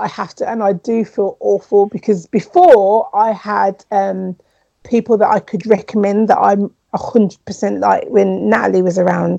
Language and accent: English; Jamaica; And I was like, I'm from Jamaica.